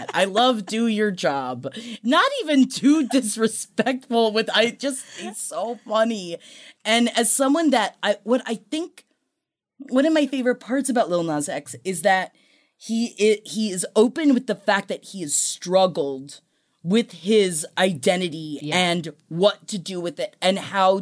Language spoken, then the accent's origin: English; New York City, New York, United States; I grew up in Queens. But if there's one thing you learn growing up in Queens in the early 90s, don't wear nice shoes